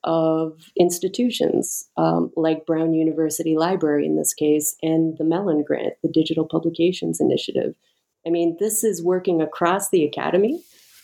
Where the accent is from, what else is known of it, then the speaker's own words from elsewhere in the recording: Canada; moved away as an adult; now in United States; I'm Canadian, I decided to apply for a green card